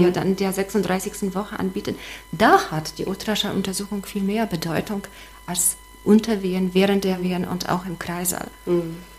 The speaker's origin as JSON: {"language": "German", "town": "Gdańsk", "region": "Pomeranian Voivodeship", "country": "Poland", "also_born_or_lived": "Szczecin / Schwedt an der Oder", "second_language": "German", "moved": "as an adult", "lives_now": "Wismar, Germany", "said": "weil ich ursprünglich aus Danzig komme"}